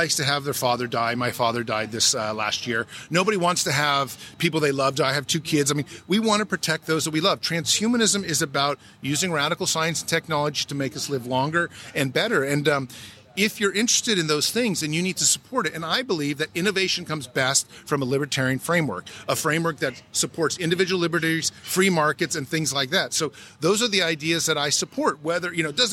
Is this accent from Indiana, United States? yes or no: no; California, United States; I'm from California. In California, we have 19 million people